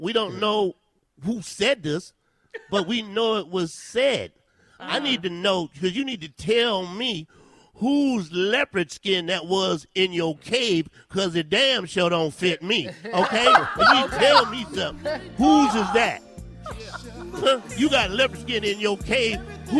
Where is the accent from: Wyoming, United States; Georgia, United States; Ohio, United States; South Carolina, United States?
South Carolina, United States; I hate I'm from South Carolina. I really do.